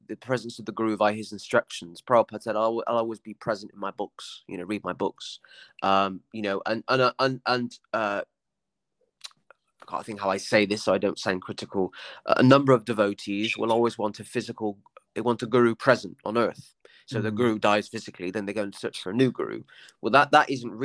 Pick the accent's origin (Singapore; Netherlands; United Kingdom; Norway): United Kingdom; Somerset, South West England; I'm from a working class village in Somerset